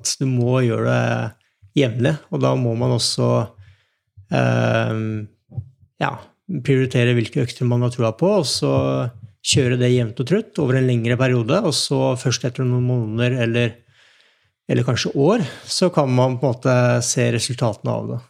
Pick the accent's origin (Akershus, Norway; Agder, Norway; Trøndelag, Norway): Akershus, Norway; Nittedal; jeg vokste opp i Nittdal